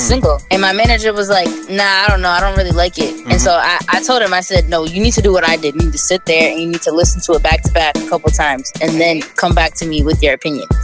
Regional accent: Brockton, Massachusetts, United States; also born or lived in Randolph, Massachusetts; I grew up in Brockton, Massachusetts, born and raised.

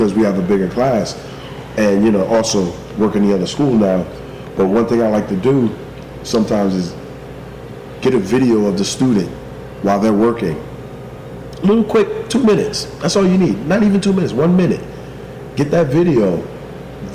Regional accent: East Orange, New Jersey, United States; moved away; also born or lived in Florida; I'm from East Orange, New Jersey.

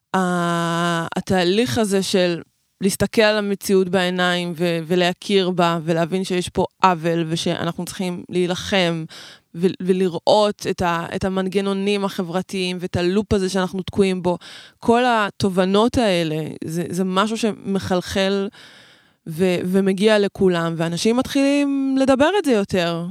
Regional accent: Israel; first language Hebrew; אני נולדתי פה ואני גדלתי פה, ועברית זה שפת האם שלי, ועשיתי את כל החובות שלי, אני ישראלית

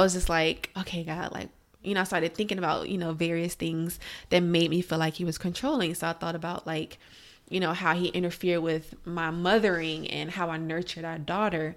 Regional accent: Alexandria, Virginia, United States; moved away as an adult; also born or lived in Florida; now in Maryland, United States; I'm from Alexandria, Virginia. That's where I grew up.

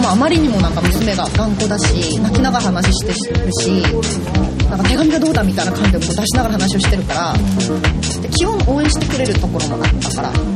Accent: Seoul, South Korea; Japanese is a second language; moved away as an adult; now in Japan; ソウル生まれ育ちで、うん、ずっと小中高大学まで韓国にいて

